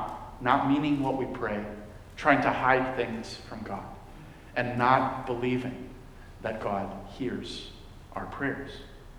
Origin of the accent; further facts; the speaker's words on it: Dominican Republic; When I was a kid, I grew up in the Dominican Republic.